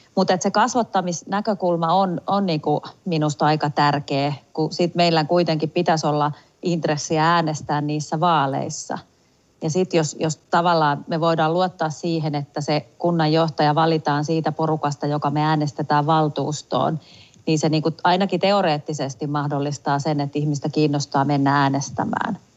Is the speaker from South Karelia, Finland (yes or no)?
no; Tampere, Pirkanmaa, Finland; kotikaupungissani Tampereella